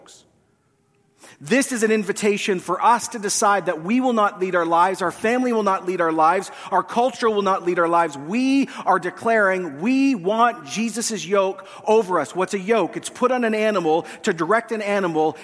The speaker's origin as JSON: {"language": "English", "country": "Canada", "said": "as Canadian Westerners"}